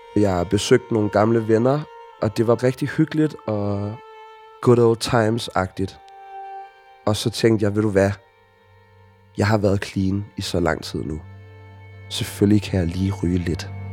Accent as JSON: {"language": "Danish", "town": "Copenhagen", "region": "Capital Region of Denmark", "country": "Denmark", "tie": "born or raised there", "said": "Jeg er vokset op i Sydhavnen som et total hippiebarn"}